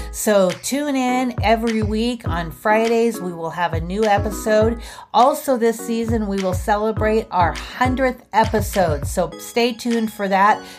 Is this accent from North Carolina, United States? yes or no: no; Idaho, United States; also born or lived in Billings, Montana; I'm an Idahoan